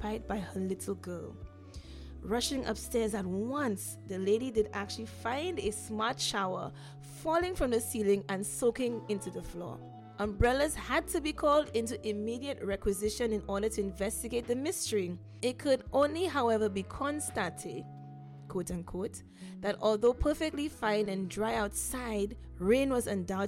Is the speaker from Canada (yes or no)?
no; St. Lucia; I'm from St. Lucia